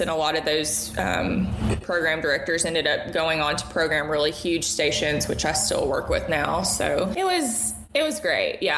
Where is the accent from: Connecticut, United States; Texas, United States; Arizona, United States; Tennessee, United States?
Tennessee, United States; Murfreesboro; also born or lived in Ashland City, Tennessee; I did middle school, high school, and college all in Murfreesboro